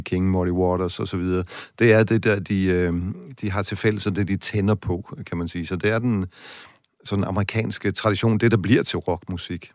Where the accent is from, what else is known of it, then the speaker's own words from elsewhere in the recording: West Jutland, Central Denmark Region, Denmark; i Vestjylland, hvor jeg kommer fra